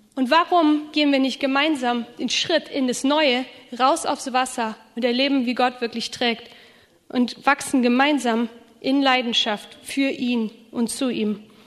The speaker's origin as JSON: {"language": "German", "region": "Rhineland", "country": "Germany", "moved": "yes", "lives_now": "Schramberg, Germany", "said": "Ich komme ja aus dem Rheinland"}